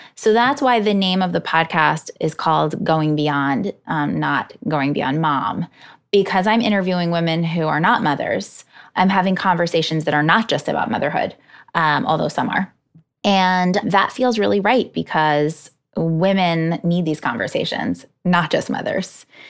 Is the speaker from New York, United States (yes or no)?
yes; Hudson Valley, New York, United States; moved away as an adult; now in New York City, United States; I grew up in the Hudson Valley